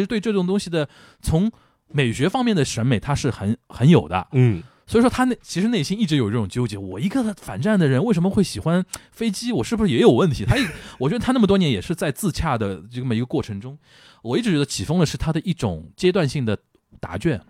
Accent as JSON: {"language": "Chinese", "region": "Shanghai", "country": "China", "said": "我们上海人叫横竖横"}